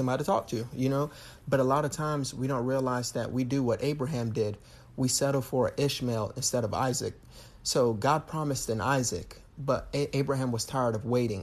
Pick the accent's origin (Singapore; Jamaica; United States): Jamaica; I'm Jamaican